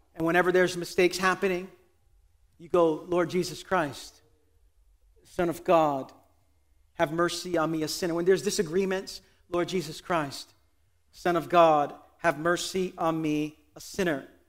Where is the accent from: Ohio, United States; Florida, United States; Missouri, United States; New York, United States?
New York, United States; New York City; I pride myself as a New Yorker